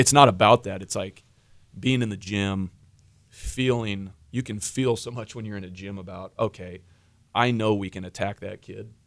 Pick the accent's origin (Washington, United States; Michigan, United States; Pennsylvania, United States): Washington, United States; moved away; I grew up in Washington